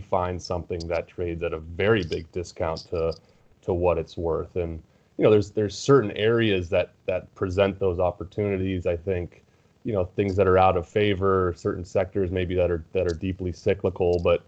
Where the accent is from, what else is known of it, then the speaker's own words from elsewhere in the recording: California, United States; Yeah, I grew up in California, went to USC.